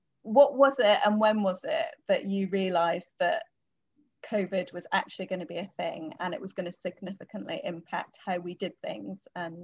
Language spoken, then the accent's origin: English; Scotland, United Kingdom; So I'm from Scotland. Although people often think I'm from the States or from Canada or something because my accent nomadic and changes with whoever I'm talking to, but there's a lilt there.